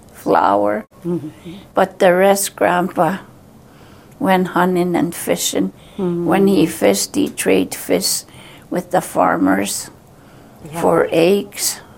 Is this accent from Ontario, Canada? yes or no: no; Saddle Lake, Alberta, Canada; now in Edmonton, Canada; I was born and raised in Saddle Lake, Alberta